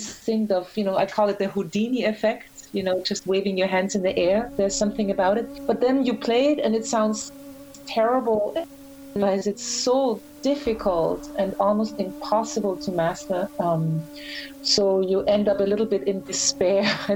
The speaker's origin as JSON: {"language": "English", "town": "Graz", "region": "Styria", "country": "Austria", "tie": "born or raised there", "also_born_or_lived": "Vienna, Austria", "moved": "as an adult", "lives_now": "New York, United States"}